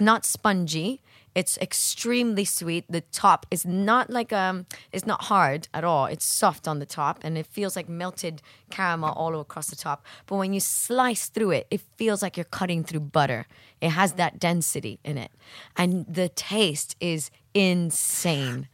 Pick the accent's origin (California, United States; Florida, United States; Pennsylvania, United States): Florida, United States; Miami; growing up in Miami, I, I guess 'cause I grew up in a kind of holiday destination in Miami